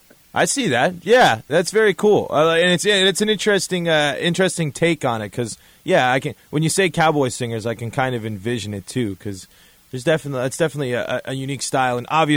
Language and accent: English; Denver, Colorado, United States; Yeah, it happened in my hometown. It happened in Denver, too, where I'm from.